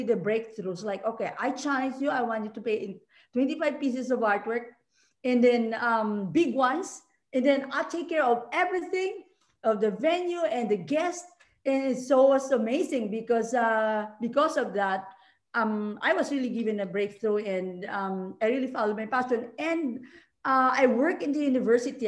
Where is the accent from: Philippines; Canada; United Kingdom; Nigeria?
Philippines; moved away as an adult; now in Hawaii, United States; I'm originally from the Philippines, as you mentioned, and I came to Hawaii in 2005.